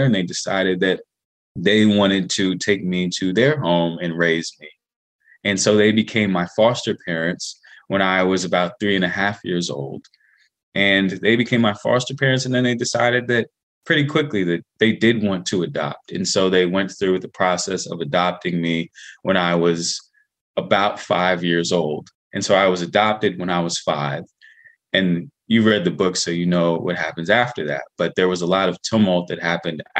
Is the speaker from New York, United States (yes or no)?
no; Washington, District of Columbia, United States; I was born in 1989 in Washington, D.C., born in Washington Adventist Hospital.